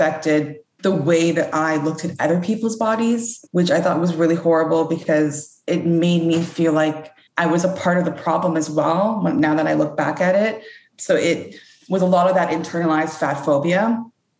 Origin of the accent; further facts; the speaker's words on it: Canada; I was born and raised in Canada